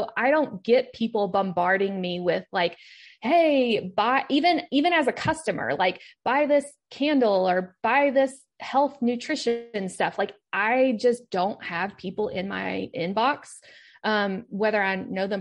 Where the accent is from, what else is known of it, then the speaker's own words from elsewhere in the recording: Kentucky, United States; moved away; I am from Kentucky, even though that's not where I live now